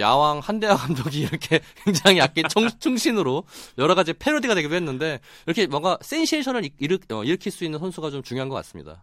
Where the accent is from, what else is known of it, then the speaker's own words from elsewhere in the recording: Daejeon, South Korea; 제가 고향이 대전이다 보니까